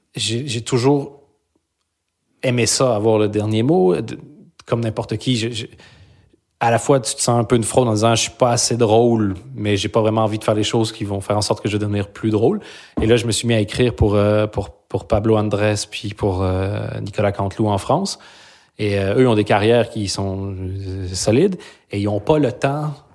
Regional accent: Belgium; moved away as an adult; now in Quebec, Canada; J'ai quitté la Belgique

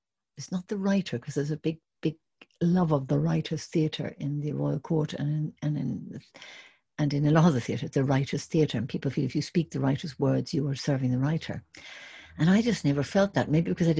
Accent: Ireland; moved away as an adult; also born or lived in England; I was from Ireland and doing Shakespeare in England

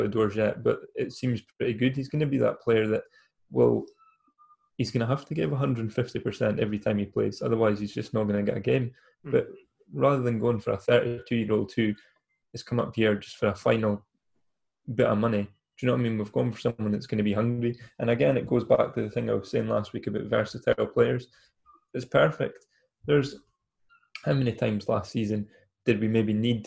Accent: Elgin, Scotland, United Kingdom; moved away; I'm obviously from Elgin originally before I moved here.

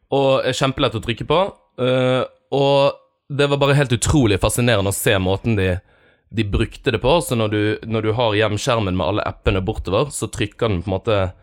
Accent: Bergen, Vestland, Norway; som bergenser

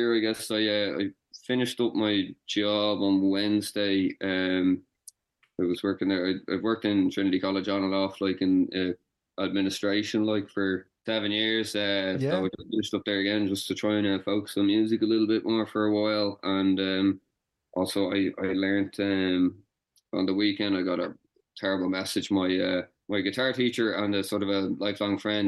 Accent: Gorey, Leinster, Ireland; I grew up in Gorey in Wexford

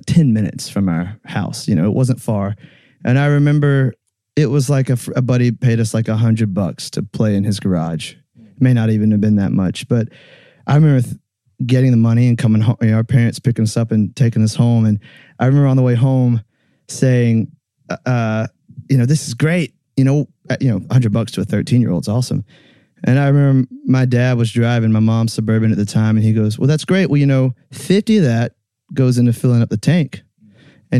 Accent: about 30 minutes from Callaway Gardens, Georgia, United States; it was at Callaway Gardens in Georgia, about 30 minutes from where my hometown is

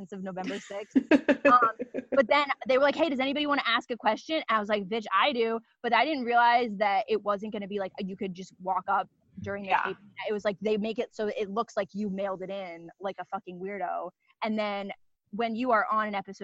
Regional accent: Philadelphia, Pennsylvania, United States; also born or lived in Los Angeles, California; I'm from Kensington, all my Philly people

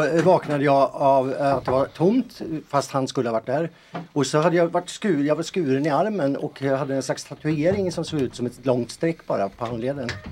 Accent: Boden, Norrbotten County, Sweden; hemma i Boden.

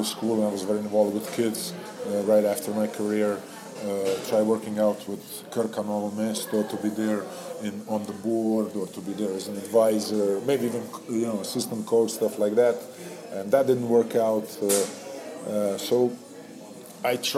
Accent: Novo Mesto, Southeast Slovenia, Slovenia; moved away as an adult; we turned back in my hometown, Novo Mesto

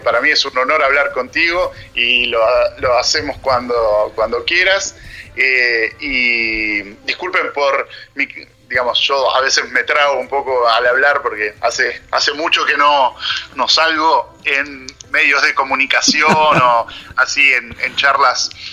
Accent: Argentina; moved away as an adult; also born or lived in Trento, Italy / England; soy argentino

